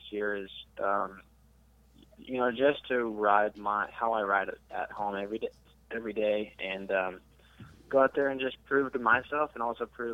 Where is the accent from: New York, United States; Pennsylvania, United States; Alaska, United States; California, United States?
Alaska, United States; now in Texas, United States; I'm from Alaska, but I've been here for a while, so I'm a Texan.